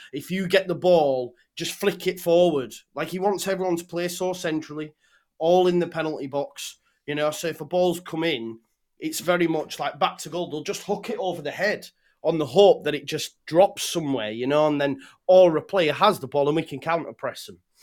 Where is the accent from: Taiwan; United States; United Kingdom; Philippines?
United Kingdom; England; as an Englishman